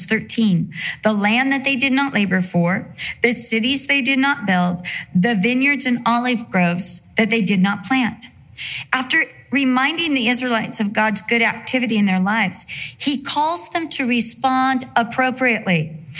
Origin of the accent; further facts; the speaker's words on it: Costa Mesa, California, United States; also born or lived in Santa Ana, California / Vista, California / England; You know, I was born at Santa Ana Community Hospital. For the most part of my life, I lived in Costa Mesa, California.